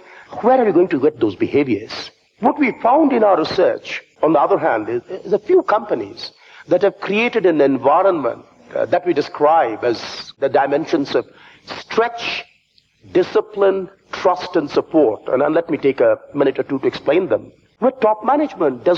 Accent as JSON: {"language": "English", "town": "Kolkata", "region": "West Bengal", "country": "India", "tie": "born or raised there", "also_born_or_lived": "Fontainebleau, France", "moved": "yes", "lives_now": "London, United Kingdom", "said": "I come from India, from the eastern part of India. My hometown is the city of Calcutta."}